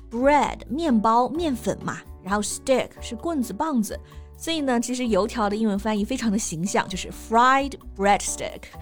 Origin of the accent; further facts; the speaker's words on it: Hunan, China; 我们都是湖南人